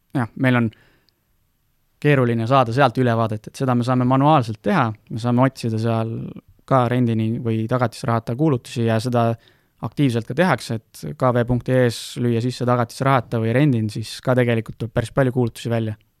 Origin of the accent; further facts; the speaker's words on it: Estonia; me oleme Eestist pärit, meil on siin lihtne nagu toimetada